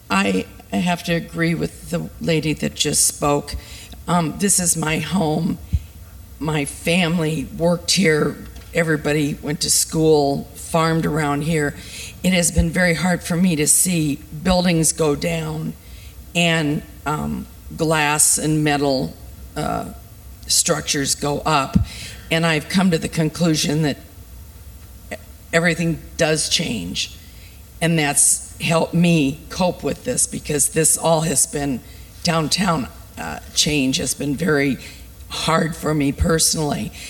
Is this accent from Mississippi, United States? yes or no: no; Iowa City, Iowa, United States; I'm from Iowa City, born and raised.